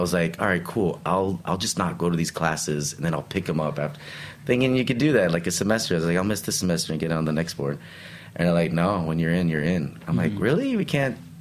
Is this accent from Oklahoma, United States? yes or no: no; El Paso, Texas, United States; also born or lived in Brooklyn, New York; now in New York, United States; grew up in the most Mexican part of Texas